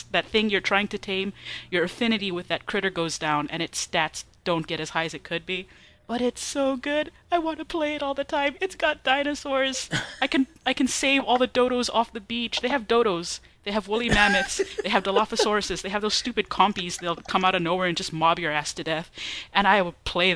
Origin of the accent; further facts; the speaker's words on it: Hawaii, United States; also born or lived in Arizona; now in Texas, United States; When I was growing up in Hawaii